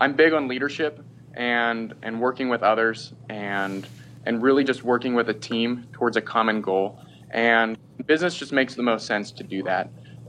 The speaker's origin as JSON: {"language": "English", "region": "Florida", "country": "United States", "tie": "born or raised there", "also_born_or_lived": "Seattle", "said": "So I grew up in Florida and in the Seattle area, and ultimately ended up deciding to go to the University of Florida."}